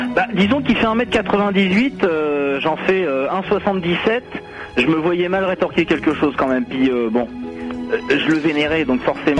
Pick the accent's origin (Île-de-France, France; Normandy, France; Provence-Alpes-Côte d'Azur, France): Normandy, France; born or raised there; moved away